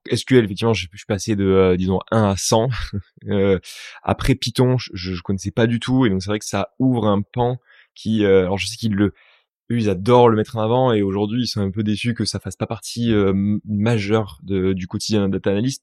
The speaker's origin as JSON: {"language": "French", "town": "Toulouse", "region": "Occitania", "country": "France", "also_born_or_lived": "Paris", "moved": "yes", "said": "Je viens de Toulouse"}